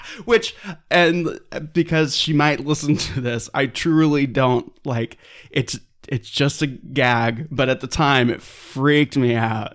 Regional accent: Claremont, California, United States; also born or lived in San Dimas Canyon, California; I'm from Claremont, California

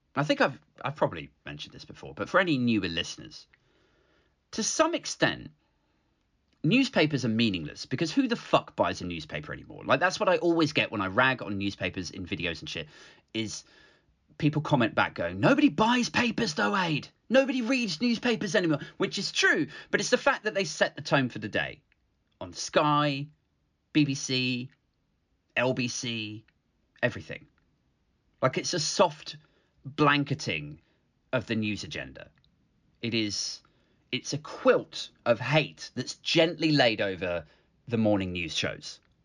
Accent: United Kingdom; I like being British, fine. I'm relatively proud of our country

